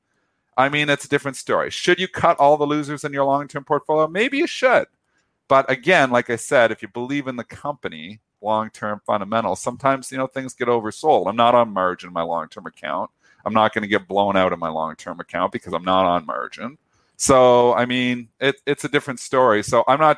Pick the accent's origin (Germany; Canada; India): Canada; I'm Canadian